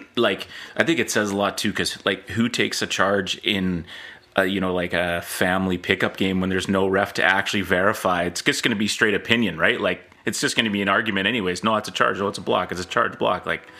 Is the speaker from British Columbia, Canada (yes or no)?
yes; Coquitlam, British Columbia, Canada; I grew up in Coquitlam as well, so represent.